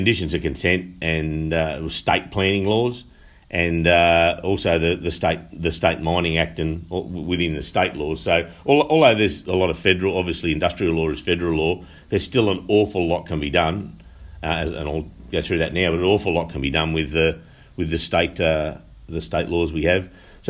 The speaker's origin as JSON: {"language": "English", "town": "Denman", "region": "New South Wales", "country": "Australia", "tie": "born or raised there", "lives_now": "Muswellbrook, Australia", "said": "I born and bred in Denman. I married a local Muswellbrook girl, and I've raised my family now in Muswellbrook on a small farm just out of Muswellbrook."}